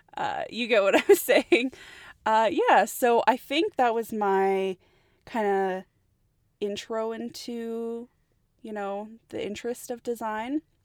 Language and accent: English; Edmonton, Alberta, Canada; born and raised here in Edmonton, Alberta, Canada, so Canada all the way